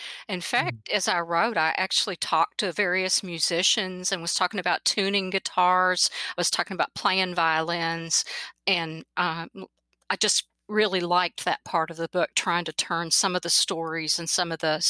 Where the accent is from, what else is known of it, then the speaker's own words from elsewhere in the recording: Kentucky, United States; also born or lived in Kansas; I was born in Kansas because my dad was in the Air Force, but I moved back to Kentucky when basically I was 6 months old and lived in Eastern Kentucky.